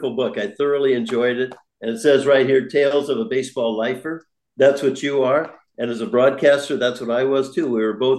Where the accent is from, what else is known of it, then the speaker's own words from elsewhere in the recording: San Francisco, California, United States; moved away as an adult; now in Toronto, Canada; I'm a California boy from San Francisco